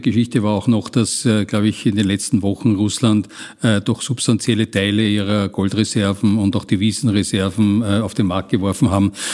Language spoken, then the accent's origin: German; Austria; als Österreicher